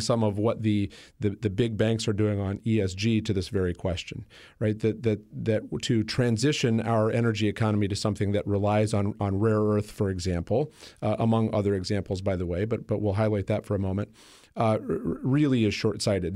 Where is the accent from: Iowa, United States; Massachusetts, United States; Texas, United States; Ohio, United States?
Iowa, United States; also born or lived in Washington, D.C.; Iowa, my home state